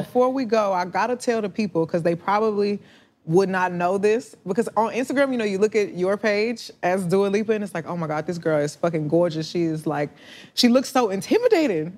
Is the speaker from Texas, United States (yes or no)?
yes; Houston, Texas, United States; growing up in the South